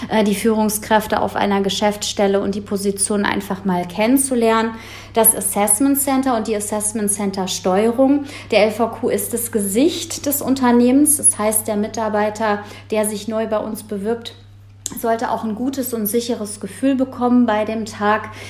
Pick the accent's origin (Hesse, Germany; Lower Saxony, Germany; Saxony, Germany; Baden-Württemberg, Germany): Hesse, Germany; Frankfurt; born there; ich bin 35 Jahre alt, wohnhaft und geboren in Frankfurt am Main